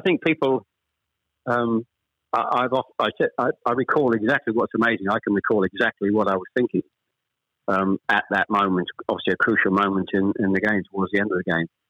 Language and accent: English; Chelmsford, East of England, United Kingdom; also born or lived in Ashton-under-Lyne; We actually moved south from Manchester. We, we, I was born in Ashton under Lyne. We actually moved south to Chelmsford when I was pr- probably I was the eldest of three. When I was probably about seven or eight